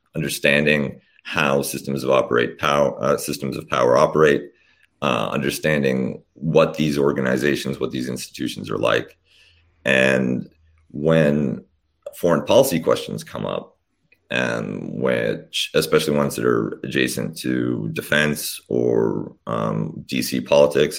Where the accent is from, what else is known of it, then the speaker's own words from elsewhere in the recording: Canada; also born or lived in Poland / Austria; I was born in Poland when it was still the People's Republic, and my family came over as refugees to Canada when I was young